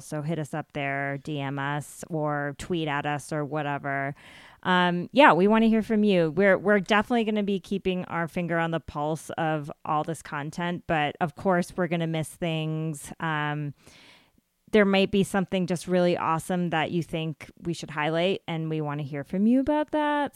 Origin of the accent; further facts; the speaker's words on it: United States; my experience as a brown girl growing up in America